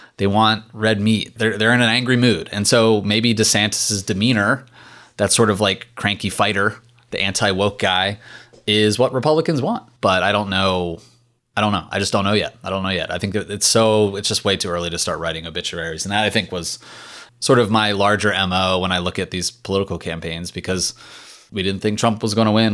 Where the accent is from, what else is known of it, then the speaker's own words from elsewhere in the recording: Richmond, Virginia, United States; I'm from Richmond. Like, I follow Virginia politics really closely.